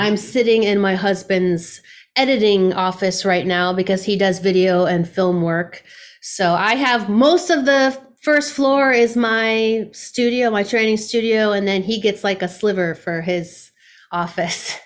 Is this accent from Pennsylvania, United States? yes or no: yes; Pennsylvania, United States; moved away as an adult; now in Buffalo, United States; I grew up in a very rural part of Pennsylvania, a couple hours away